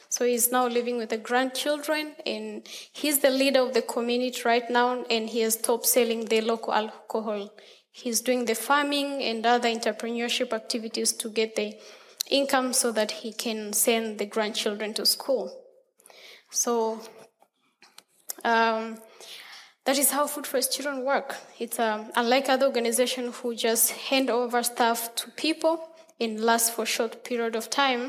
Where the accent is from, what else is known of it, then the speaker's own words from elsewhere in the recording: Tanzania; I came from Tanzania, and I'll be here for 7 weeks